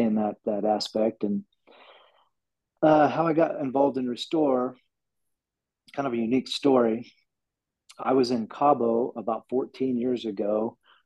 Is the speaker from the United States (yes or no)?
yes; Wichita, Kansas, United States; I was from Wichita